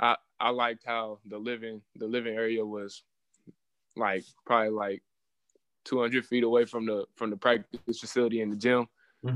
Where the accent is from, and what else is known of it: Indiana, United States